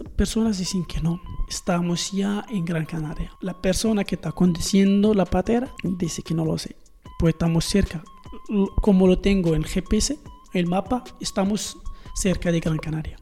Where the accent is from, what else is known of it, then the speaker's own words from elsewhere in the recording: Morocco; Spanish is a second language; moved away as an adult; also born or lived in Marrakech; soy una joven marroquí de 21 años